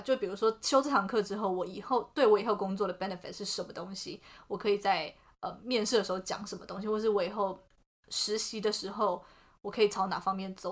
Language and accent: Chinese; Taiwan; moved away as an adult; also born or lived in United States; 在台湾就是你知道，毕竟整个，呃，什么从小到大的，然后也不是读什么国际学校之类的